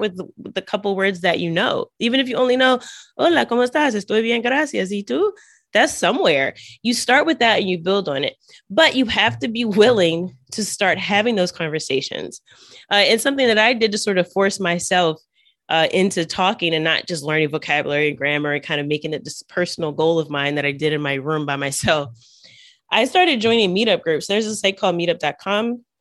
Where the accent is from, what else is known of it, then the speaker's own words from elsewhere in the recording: United States; first language English; soy de Estados Unidos. I'm from the U.S.